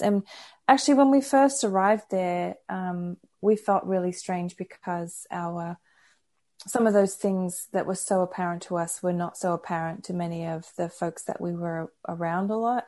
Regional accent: Brisbane, Queensland, Australia; born or raised there; moved away as an adult; also born or lived in United States

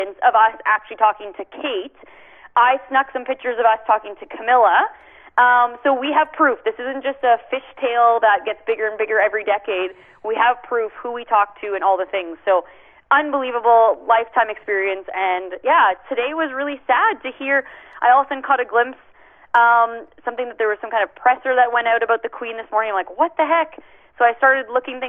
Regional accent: Canada; as a Canadian

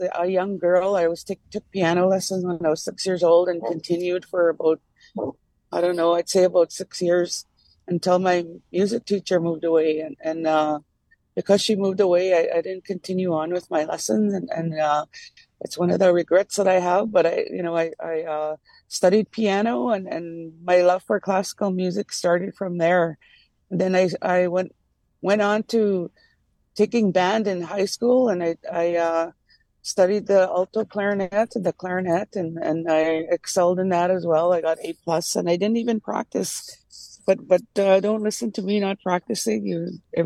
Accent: Opaskwayak Cree Nation, near The Pas, Manitoba, Canada; I come from Apaskara Cree Nation in northern Manitoba. We're located right beside the Paw, Manitoba.

